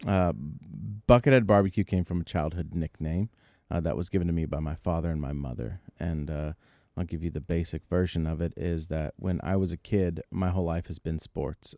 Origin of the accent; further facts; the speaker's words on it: Bay Area, California, United States; we're from the Bay Area